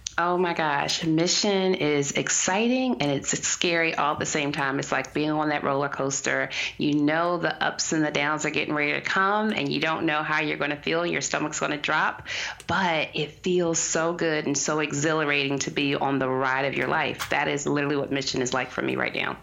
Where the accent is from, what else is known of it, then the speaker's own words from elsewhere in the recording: Washington, District of Columbia, United States; I was born rather in Southeast DC